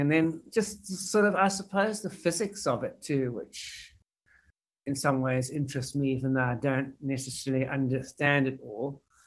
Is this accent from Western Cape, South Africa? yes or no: no; Pretoria, Gauteng, South Africa; I was born in Pretoria in South Africa